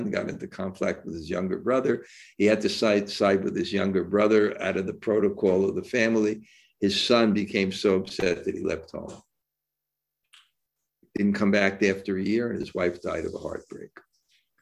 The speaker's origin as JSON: {"language": "English", "country": "India", "tie": "born or raised there", "said": "I grew up in India, where I actually saw the culture embodied."}